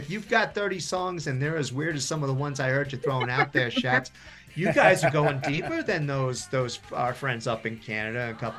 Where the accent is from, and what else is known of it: New Jersey, United States; born or raised there